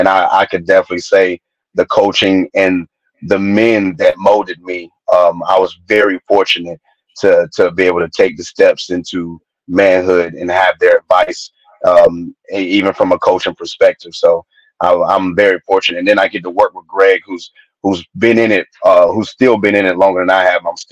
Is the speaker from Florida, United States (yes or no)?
no; Spartanburg, South Carolina, United States; moved away as an adult; now in Georgia, United States; I come from South Carolina myself, Spartanburg, Greenville area off of 85.